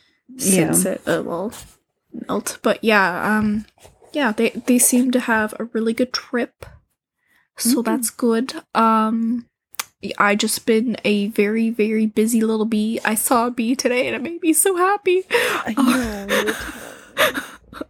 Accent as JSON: {"language": "English", "country": "Canada", "said": "we're Canadian"}